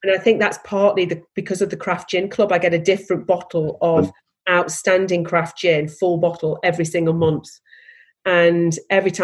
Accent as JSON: {"language": "English", "town": "Stoke-on-Trent", "region": "West Midlands", "country": "United Kingdom", "said": "I'm from Stoke"}